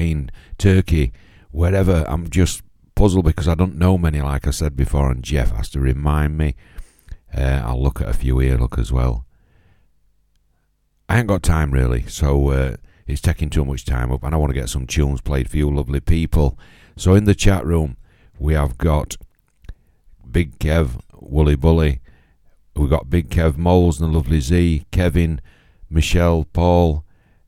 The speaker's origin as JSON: {"language": "English", "town": "Doncaster", "region": "Yorkshire and the Humber", "country": "United Kingdom", "tie": "born or raised there", "said": "Doncaster Royal Infirmary in my hometown there in Yorkshire."}